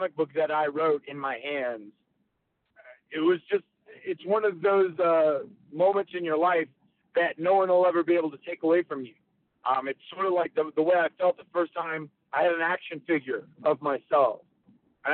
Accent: North Carolina, United States; I grew up in North Carolina.

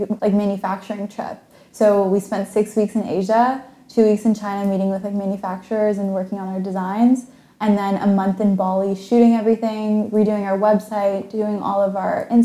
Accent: Toronto, Ontario, Canada; I'm from Toronto

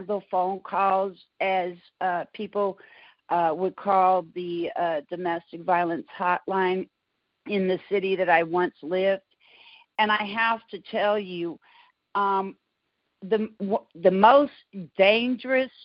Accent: San Francisco, California, United States; moved away as an adult; now in Houston, United States; I was born and raised in San Francisco, California. I moved to Houston, Texas, close to 20 years ago

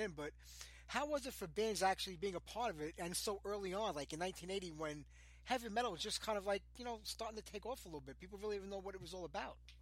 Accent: New York, United States; I'm from New York.

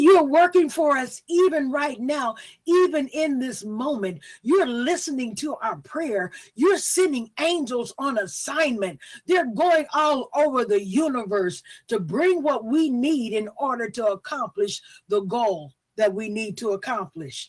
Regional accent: the South, United States; I'm from the South

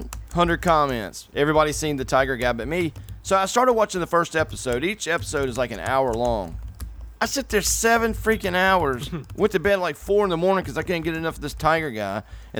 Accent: North Carolina, United States; I'm from North Carolina. We're from the South, dude.

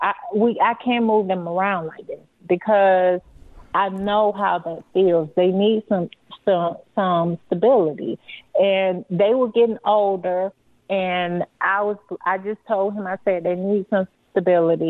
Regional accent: Florida, United States; moved away as an adult; now in Colorado, United States; we're from Florida

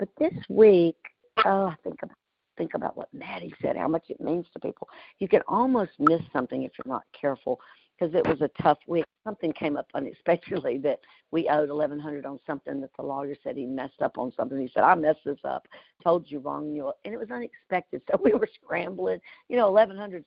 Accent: the South, United States; I'm from the South.

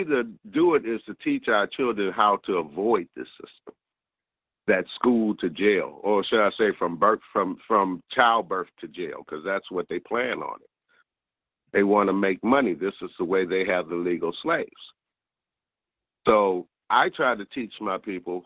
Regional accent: San Francisco, California, United States; also born or lived in Atlanta; I grew up in Haight-Ashbury in the 60s

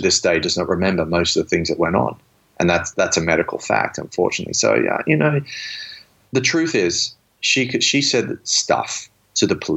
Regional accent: Australia; I grew up in Australia where I was, you know, people beat me up or, you know, I got into fights all the time, walking home from school almost every day

